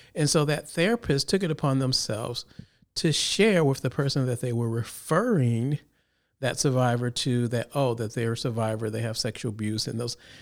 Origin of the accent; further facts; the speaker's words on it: Chicago, Illinois, United States; now in Sacramento, United States; originally I'm from Illinois, Chicago area